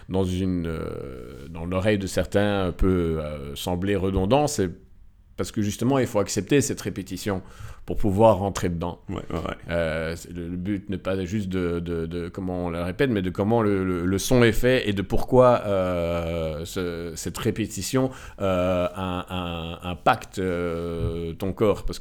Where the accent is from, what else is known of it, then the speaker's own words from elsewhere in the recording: Morocco; moi, je suis originaire du Maroc